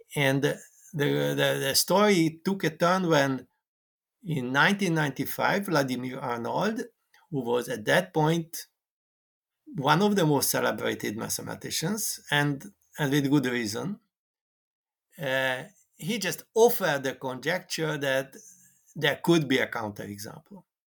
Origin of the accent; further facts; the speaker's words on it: Hungary; I came from Hungary